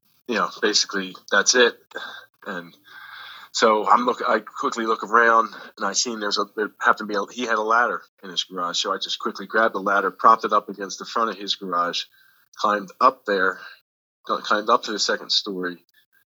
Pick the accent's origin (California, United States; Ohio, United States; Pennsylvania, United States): Pennsylvania, United States; Philadelphia; now in New Jersey, United States; originally from Northeast Philadelphia, but I moved to New Jersey in 1993